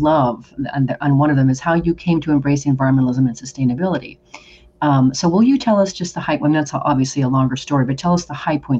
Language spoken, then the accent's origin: English; Oregon, United States; moved away; also born or lived in Rio de Janeiro, Brazil; I grew up in Oregon, which is known as a tree-hugging, granola-eating state.